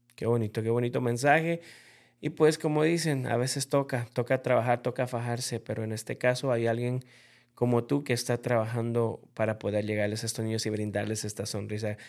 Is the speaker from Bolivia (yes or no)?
yes; Bolivia; yo como boliviano